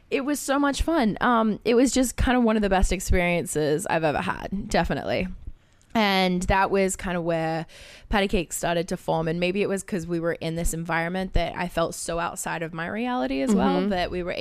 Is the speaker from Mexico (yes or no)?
no; Australia; I grew up in Australia